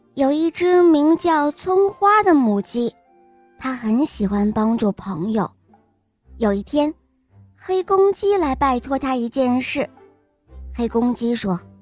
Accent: Beijing, China; 今年六岁了。我来自北京

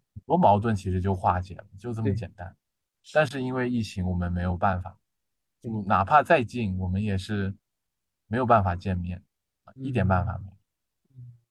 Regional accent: southern China, China; moved away as an adult; now in Changchun, China; 因为我是南方人嘛

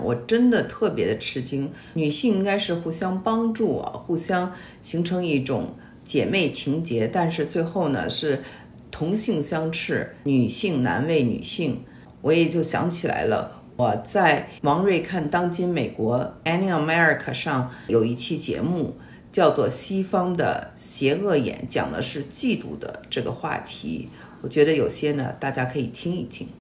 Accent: Beijing, China; moved away; also born or lived in United States / Shanghai; 我小的时候在北京长大，后来就到美国

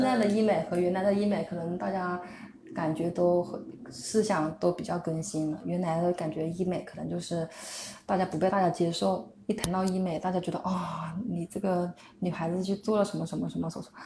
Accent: Huangshi, Hubei, China; 我是湖北的

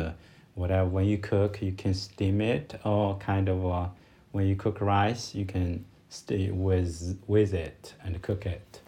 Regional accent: China; from China

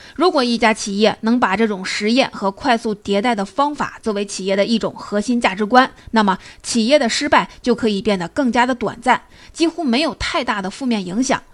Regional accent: China; 我们中国人常说

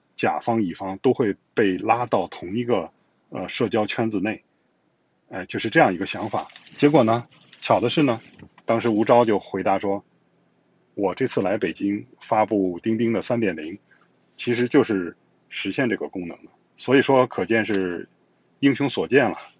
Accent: China; moved away as an adult; also born or lived in Europe; 我现在生活在跟我出生的地方直线距离不到五百米的，就是这个地方

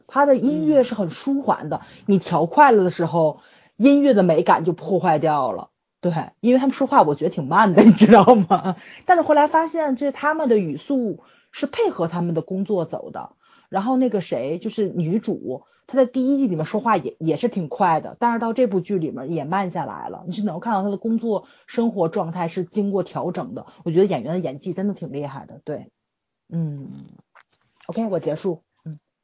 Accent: Tianjin, China; 我们天津人就恋家嘛

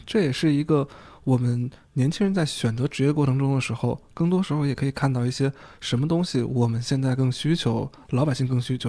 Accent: China; 对我们中国人刮目相看

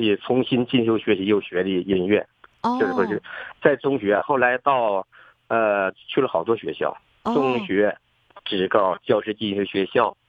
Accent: Fuxin, Liaoning, China; moved away as an adult; also born or lived in Panjin / Jinzhou, Dalian; now in Dalian, China; 我老家是阜新。

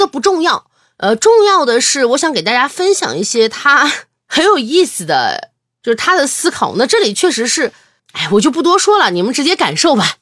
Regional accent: China; 没有我们中国人审美这么高

